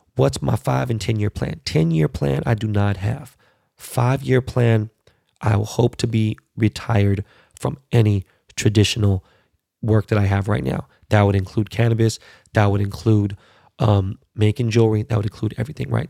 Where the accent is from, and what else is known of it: Los Angeles, California, United States; born or raised there